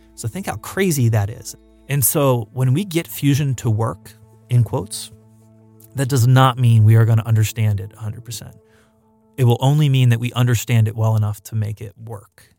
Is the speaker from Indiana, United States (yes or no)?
no; Palmdale, California, United States; my hometown of Palmdale